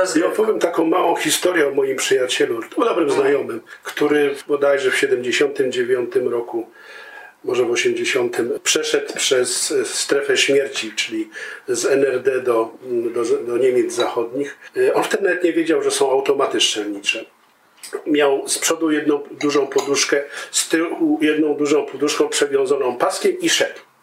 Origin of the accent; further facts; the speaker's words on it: Kielce region, Świętokrzyskie Voivodeship, Poland; Ja jestem z Kieleckiego